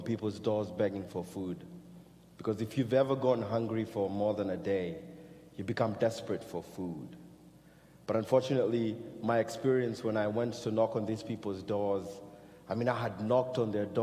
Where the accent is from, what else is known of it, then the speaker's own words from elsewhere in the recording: Kenya; moved away; growing up in Kenya